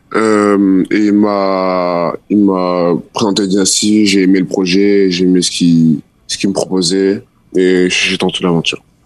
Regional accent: France; now in Canada; je suis né au Canada parce qu'elle voulait que j'ai une nationalité américaine. Et, euh, et du coup, elle m'a fait naître ici. Après, on est reparti vivre en France

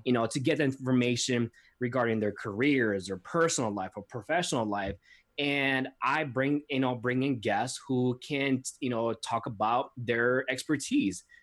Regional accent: Milwaukee, Wisconsin, United States; moved away as an adult; now in Chicago, United States; I was born and raised in Milwaukee, Wisconsin

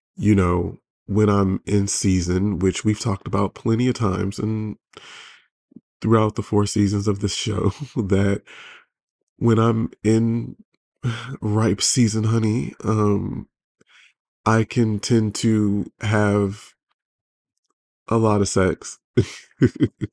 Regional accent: Detroit, Michigan, United States; now in Los Angeles, United States; I'm from Detroit, but I live

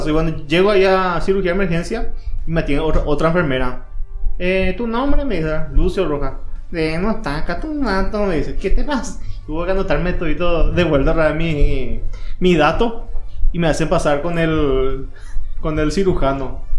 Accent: Paraguay; Como todo buen paraguayo

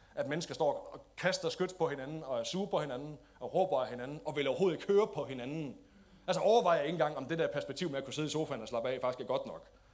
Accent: Denmark; som danskere

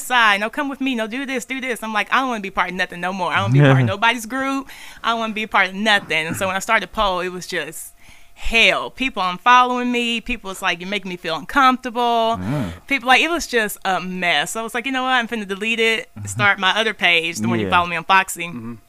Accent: Memphis, Tennessee, United States; moved away as an adult; also born or lived in Antioch, Tennessee; now in Middle Tennessee, United States; I'm from Memphis, East Memphis

